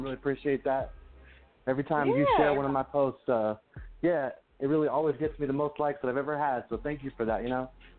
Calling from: New Mexico, United States; I'm calling from New York. No, I'm just kidding. New Mexico.

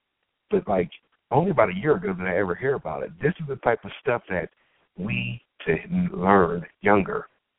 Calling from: Pittsburgh, Pennsylvania, United States

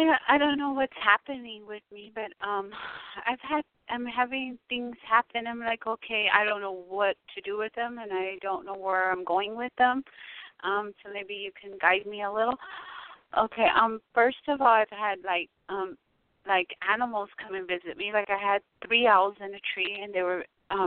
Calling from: Tucson, Arizona, United States; I'm calling from Arizona and I'm in Tucson.

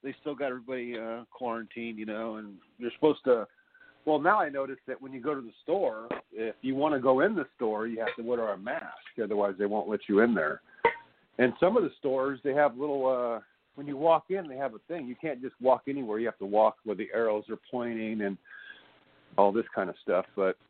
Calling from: California, United States; I'm calling from California

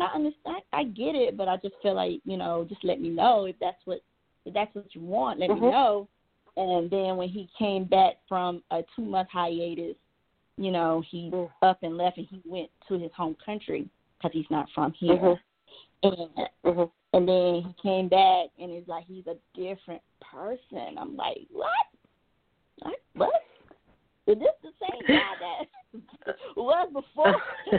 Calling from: Georgia, United States

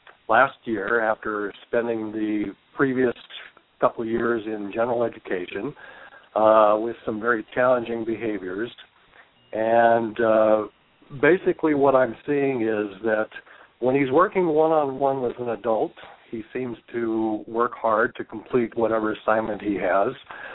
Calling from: Washington, United States; I'm calling from Washington State.

